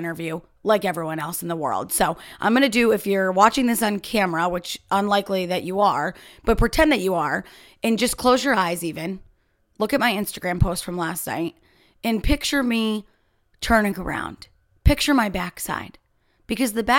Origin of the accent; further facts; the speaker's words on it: United States; here in America